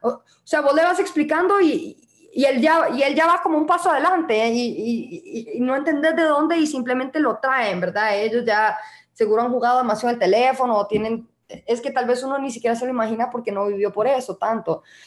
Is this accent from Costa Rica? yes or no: yes; Costa Rica; now in El Salvador; yo, soy tica